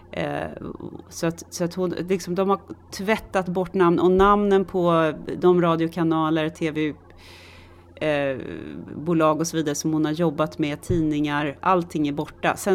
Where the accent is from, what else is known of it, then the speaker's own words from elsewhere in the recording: Stockholm, Stockholm County, Sweden; jag är också lite mer högstående för att jag har vuxit upp i Tensta.